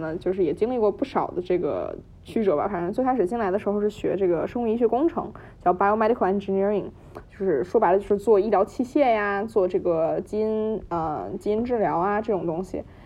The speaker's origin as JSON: {"language": "Chinese", "region": "Beijing", "country": "China", "tie": "born or raised there", "moved": "as an adult", "lives_now": "New Haven, United States", "said": "我呢，也是在北京长大，然后在，一直在北京读中学，然后读高中"}